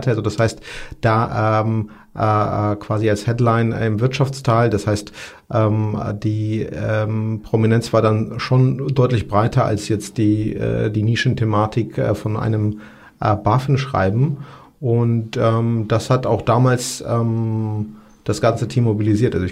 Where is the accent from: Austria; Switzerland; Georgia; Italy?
Georgia; German is a second language; moved away; also ich komme aus Georgien, dort ähm, habe ich tatsächlich auch äh, äh, den Bürgerkrieg erlebt